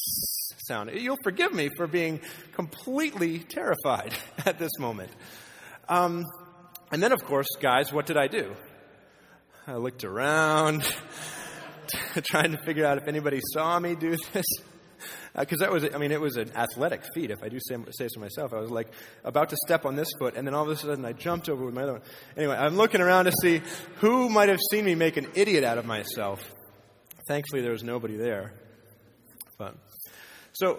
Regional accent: Maine, United States; moved away as an adult; now in Nevada, United States; I grew up in Maine

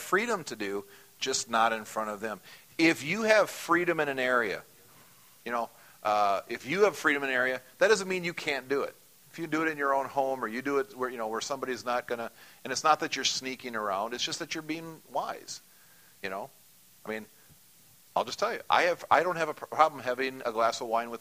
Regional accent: United States; As an American

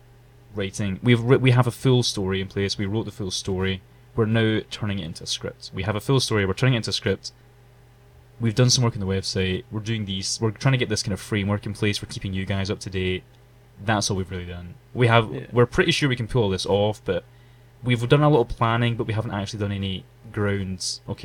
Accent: Glasgow, Scotland, United Kingdom; We're actually from Glasgow in Scotland

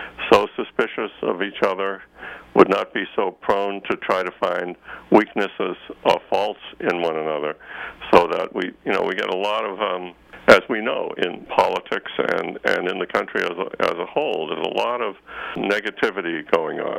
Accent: Boston, Massachusetts, United States; moved away as an adult; also born or lived in Stanford, California; I grew up near Boston

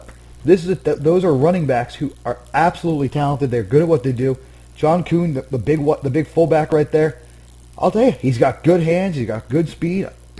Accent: New Jersey, United States; I was, and damn proud of it.

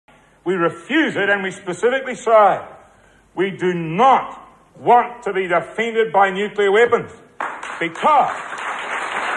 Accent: New Zealand

